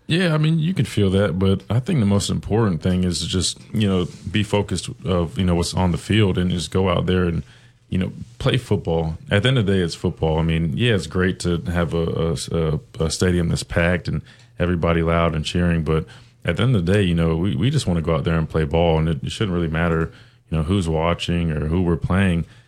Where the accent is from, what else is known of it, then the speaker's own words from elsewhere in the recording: South Carolina, United States; I'm from South Carolina.